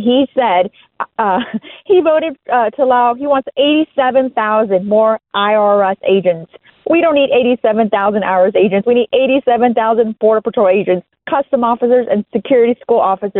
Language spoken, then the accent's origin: English; Texas, United States; The Democrats are destroying the country that I love so much, that I grew up in the Rio Grande Valley past 37 years, a conservative Republican.